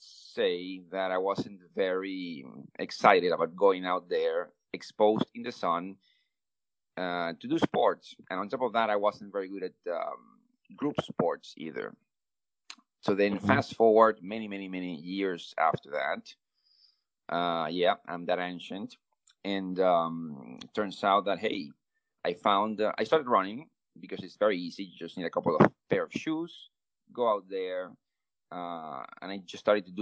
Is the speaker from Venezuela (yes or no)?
yes; Venezuela; English is a second language; I'm from Venezuela